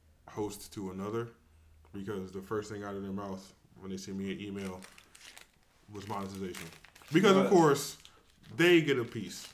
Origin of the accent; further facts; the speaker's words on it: California, United States; now in Charlotte, United States; I'm not from Charlotte, right? Mm-hmm. I'm from California.